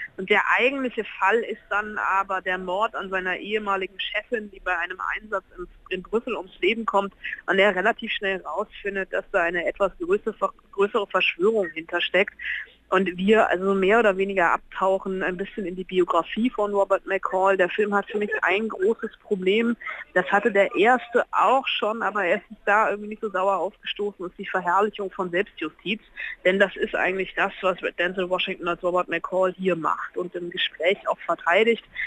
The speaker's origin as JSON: {"language": "German", "region": "Berlin", "country": "Germany", "said": "wir ähm, Berliner"}